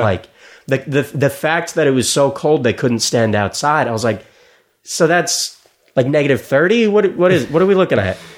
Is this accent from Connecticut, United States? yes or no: no; South Florida, United States; moved away; I grew up in South Florida